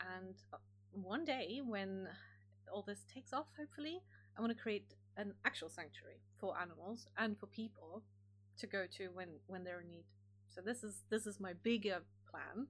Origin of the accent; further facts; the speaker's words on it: Germany; moved away; I grew up in Germany